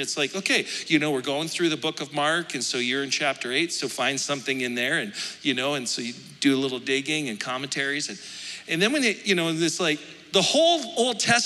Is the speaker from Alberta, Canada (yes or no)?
yes; Alberta, Canada; I'm from Alberta.